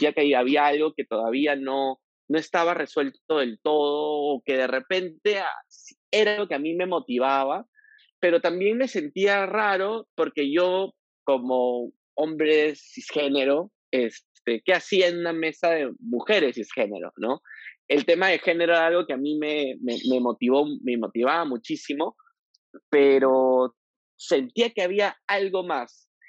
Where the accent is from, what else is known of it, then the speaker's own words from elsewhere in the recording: Piura, Peru; moved away as an adult; now in Lima, Peru; Yo soy piurano, yo nací en Piura en el año 84, estudié una carrera en la Universidad Católica como abogado, me vine a Lima porque pensaba primero que Piura era una ciudad bastante conservadora y muy machista